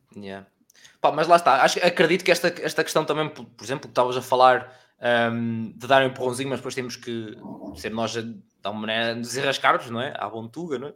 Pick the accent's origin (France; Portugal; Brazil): Portugal; Aveiro area, Centro; eu sou da zona da Aveiro